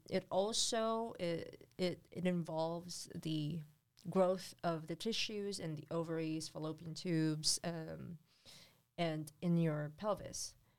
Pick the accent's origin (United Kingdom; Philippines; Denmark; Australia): Philippines; moved away; in the Philippines, you can, when I was growing up, you can build a hut under the bridge